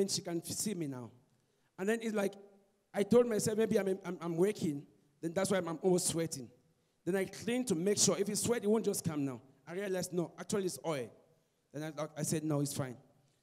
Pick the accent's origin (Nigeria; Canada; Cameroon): Cameroon; now in Cape Town, South Africa; I'm from Cape Town, originally from Cameroon.